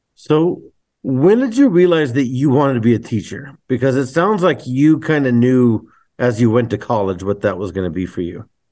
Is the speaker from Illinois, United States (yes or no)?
no; Globe, Arizona, United States; now in Willcox, United States; I grew up in Globe and still consider it as my hometown